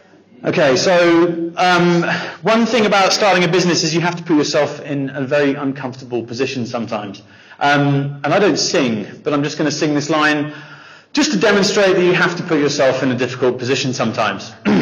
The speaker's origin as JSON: {"language": "English", "region": "Dubai", "country": "United Arab Emirates", "tie": "born or raised there", "said": "So our story, I grew up in Dubai. I was there for 18 years, and Dubai was rad in the 80s. I was born in 81"}